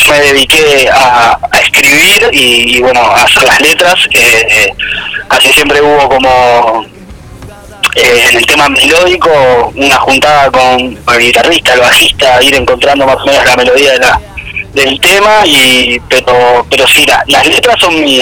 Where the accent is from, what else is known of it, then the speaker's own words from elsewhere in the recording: Ciudad de la Costa, Canelones, Uruguay; acá somos todos de Ciudad de la Costa, Solimar